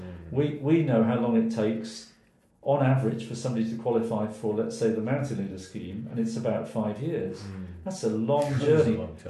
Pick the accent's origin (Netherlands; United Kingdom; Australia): United Kingdom; England; born there; also born or lived in Wales; I'm English by birth. Mm-hmm. I have lived more of my life in Wales than in England.